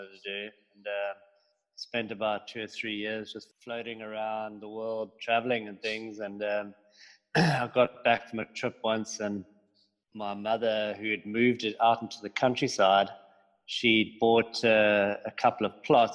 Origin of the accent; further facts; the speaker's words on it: Cape Town, Western Cape, South Africa; also born or lived in Johannesburg; I am from Cape Town in South Africa. My family moved down here when I was 1 year old from Johannesburg. And we grew up pretty much on the beach